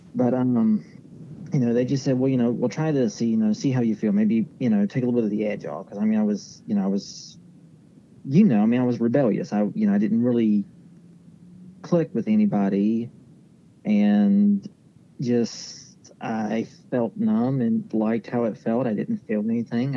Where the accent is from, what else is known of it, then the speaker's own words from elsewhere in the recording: Lesage, West Virginia, United States; I grew up uh, here in Lesage, so, you know, pretty local little spot right outside of Huntington along Route 2